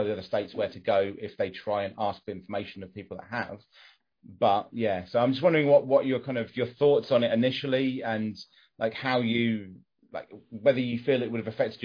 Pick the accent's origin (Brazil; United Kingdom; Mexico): United Kingdom; England; I'm English and, you know, male, white, middle class